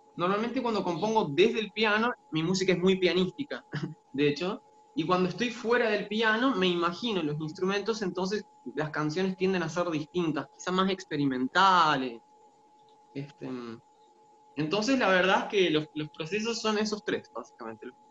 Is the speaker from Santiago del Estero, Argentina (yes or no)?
yes; Frías, Santiago del Estero, Argentina; moved away as an adult; now in Córdoba, Argentina; yo nací en el interior de Santiago del Estero, en un pueblito llamado Frías. Y bueno, viví toda la vida en Santiago del Estero hasta los 18 años.